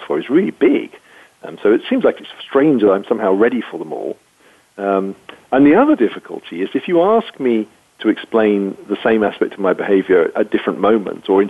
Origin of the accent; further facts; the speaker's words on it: United Kingdom; being British